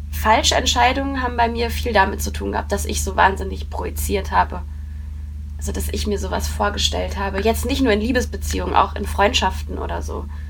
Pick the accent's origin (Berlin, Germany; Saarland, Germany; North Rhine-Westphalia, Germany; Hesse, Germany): North Rhine-Westphalia, Germany; Coesfeld; born or raised there; also born or lived in Haltern am See